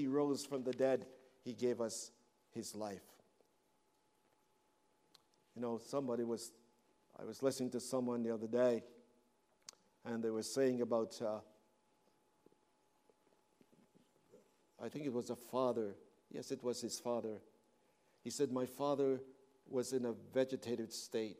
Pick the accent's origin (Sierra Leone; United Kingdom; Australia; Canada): Canada; now in United States; I'm a Canadian